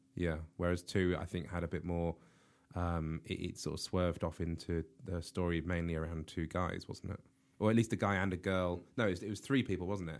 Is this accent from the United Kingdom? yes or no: yes; United Kingdom; I'm British